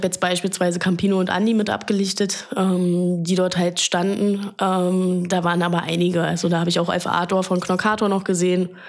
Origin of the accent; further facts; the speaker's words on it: Berlin, Germany; born there; als geborene Berlinerin.